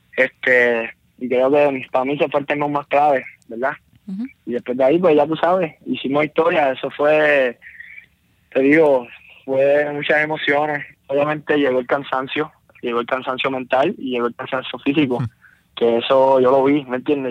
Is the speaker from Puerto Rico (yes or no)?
yes; Bayamón, Puerto Rico; porque soy de Bayamón